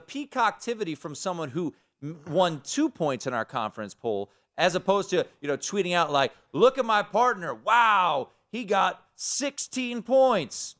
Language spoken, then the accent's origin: English; Washington, District of Columbia, United States; I'm from Washington, D C.